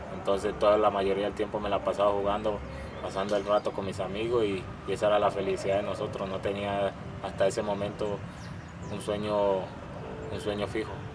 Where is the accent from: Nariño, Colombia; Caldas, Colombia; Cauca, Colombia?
Nariño, Colombia; Magüí Payán; now in Mexico; Soy de Maguipayán, Nariño